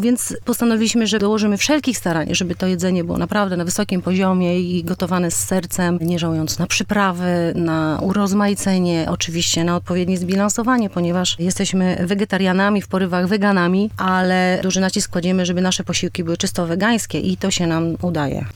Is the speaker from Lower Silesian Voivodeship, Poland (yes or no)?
no; Warsaw, Masovian Voivodeship, Poland; jesteśmy z Pragi